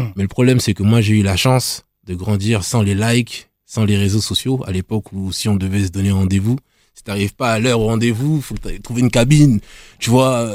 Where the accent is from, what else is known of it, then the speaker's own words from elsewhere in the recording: Nemours, Île-de-France, France; d'où je viens déjà, je viens de Nemours.